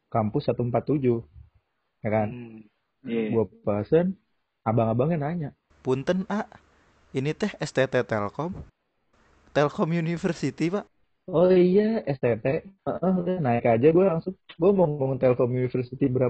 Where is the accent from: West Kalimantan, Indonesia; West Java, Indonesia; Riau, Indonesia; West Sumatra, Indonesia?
West Java, Indonesia; Depok; Ini kenalin semuanya … Gua itu orang asli Depok ya. Ya mungkin yang nggak tahu Depok itu berdekatan sama Jakarta ya.